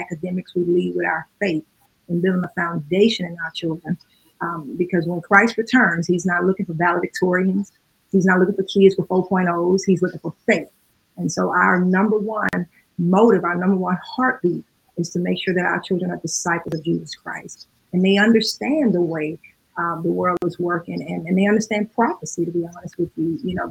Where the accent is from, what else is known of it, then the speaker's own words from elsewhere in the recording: Baton Rouge, Louisiana, United States; moved away as an adult; now in Chicago, United States; We are born and raised in Baton Rouge, Louisiana.